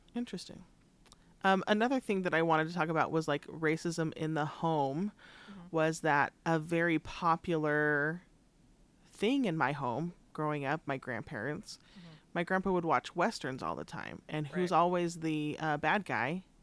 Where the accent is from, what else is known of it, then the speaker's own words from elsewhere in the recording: Richfield, Utah, United States; growing up in Richfield